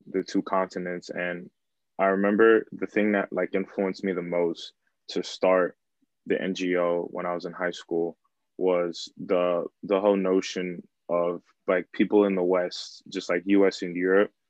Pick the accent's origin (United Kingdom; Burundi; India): Burundi; English is a second language; now in United States; Um, I'm from East Africa, country called Burundi, and I've been in the U.S. since 2005.